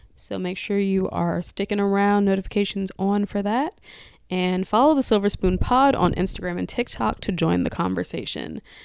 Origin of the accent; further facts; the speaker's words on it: United States; we are still American